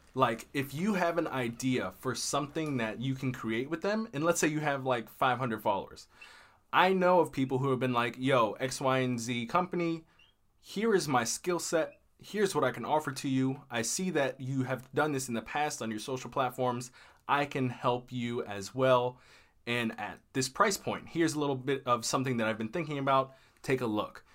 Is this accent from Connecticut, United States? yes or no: no; Maryland, United States; also born or lived in Texas; I'm from Maryland, uh, in the United States, and I was living in Texas at the time. My home is Maryland.